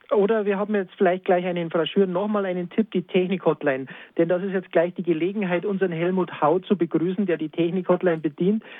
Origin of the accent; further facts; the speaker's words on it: Lenggries, Bavaria, Germany; in Lenkris, meiner Heimat